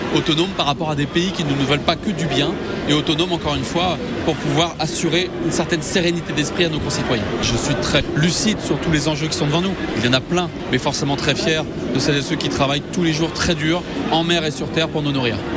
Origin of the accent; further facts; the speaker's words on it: Breton, Brittany, France; on est breton